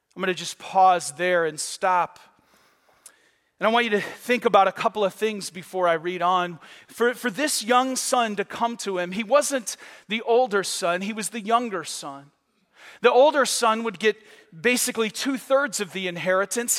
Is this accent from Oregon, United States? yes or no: no; Michigan, United States; now in Florida, United States; I grew up on Lake Huron